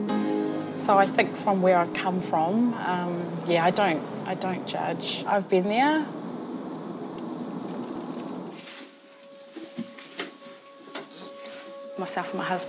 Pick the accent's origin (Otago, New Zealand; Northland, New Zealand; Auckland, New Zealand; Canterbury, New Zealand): Auckland, New Zealand; I come from South Auckland. I was born here in Mangere Bridge